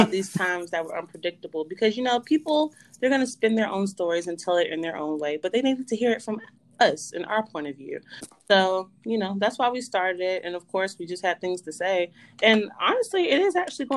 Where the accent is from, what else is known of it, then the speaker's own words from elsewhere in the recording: South Carolina, United States; I'm from South Carolina